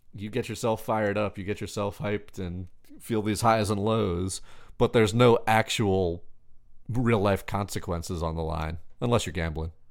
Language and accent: English; Long Beach, New York, United States; now in Nashville, United States; Where I grew up is not in New York City, but it's about as close as you can get without being in New York City